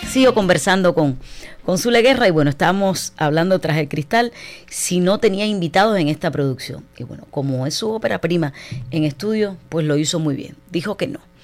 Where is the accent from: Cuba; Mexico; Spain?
Cuba; para mí es un súper orgullo como cubana